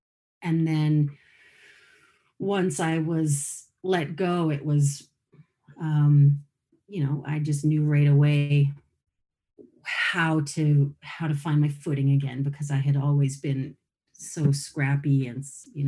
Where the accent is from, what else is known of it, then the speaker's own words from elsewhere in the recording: Sherwood Park, Alberta, Canada; also born or lived in Calgary; So I was born in Calgary, and my parents divorced when I was one. So I think from there, we might have gone to live with my dad's, all of us moved to my dad's family in Kamloops, possibly. But most of the time I spent in a place called Sherwood Park, which is a suburb of Edmonton